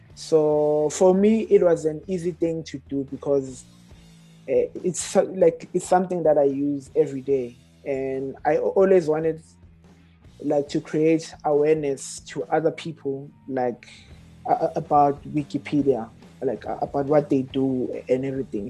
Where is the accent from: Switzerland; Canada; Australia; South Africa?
South Africa; Johannesburg, Gauteng; born and raised in Alexandra